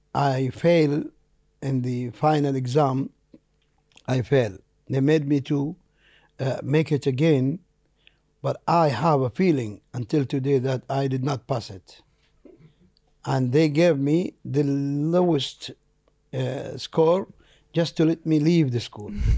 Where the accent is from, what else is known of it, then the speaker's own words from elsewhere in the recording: Jeddah, Makkah Province, Saudi Arabia; first language Arabic; English is a second language; I was born there in Jeddah in nineteen sixty-three, uh, in a simple area called Bab Sharif